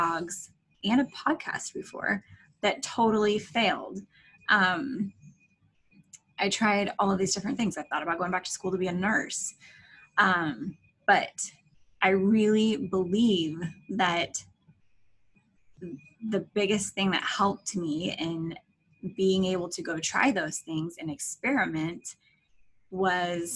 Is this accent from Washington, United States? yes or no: no; Alaska, United States; moved away as an adult; now in Florida, United States; My husband and I were born and raised in Alaska.